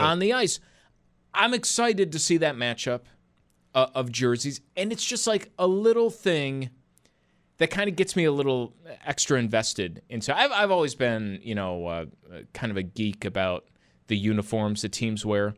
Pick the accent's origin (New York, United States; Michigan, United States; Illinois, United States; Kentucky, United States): New York, United States; Buffalo; I grew up in Buffalo